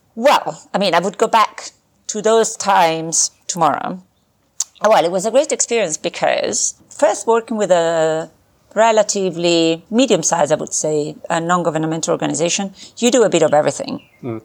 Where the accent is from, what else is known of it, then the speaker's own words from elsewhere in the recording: Milan, Lombardy, Italy; grew up in uh, Milan, Italy. That's where I was born